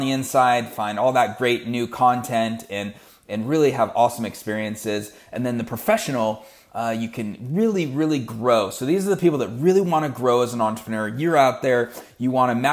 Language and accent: English; United States; I'm from the United States. We are headquartered in Seattle